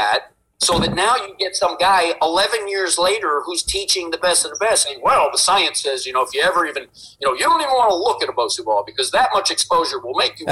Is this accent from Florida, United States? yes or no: no; New Jersey, United States; I'm a kid from Jersey